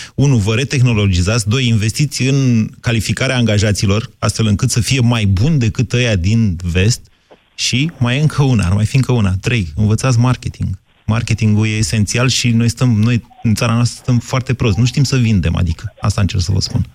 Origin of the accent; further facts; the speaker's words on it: Drobeta-Turnu Severin, Mehedinți County, Romania; eu sunt de la Severin